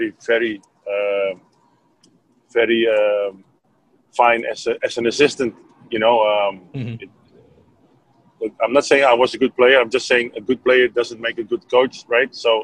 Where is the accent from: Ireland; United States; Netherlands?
Netherlands; I was from Holland